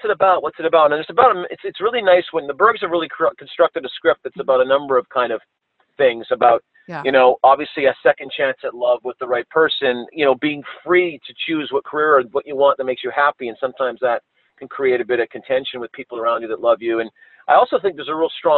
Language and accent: English; Canada; being a Canadian myself